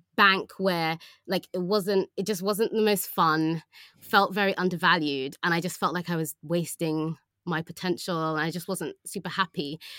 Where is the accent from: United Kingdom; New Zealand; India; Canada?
United Kingdom; London; also born or lived in Oxford; I was from London